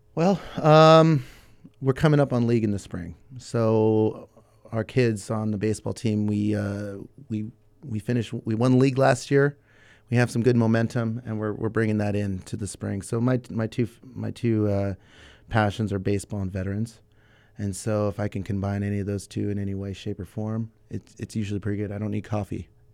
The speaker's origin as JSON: {"language": "English", "town": "Santa Barbara", "region": "California", "country": "United States", "tie": "born or raised there", "lives_now": "Ventura, United States", "said": "I was born in Santa Barbara, nineteen eighty-one. Uh, born and raised"}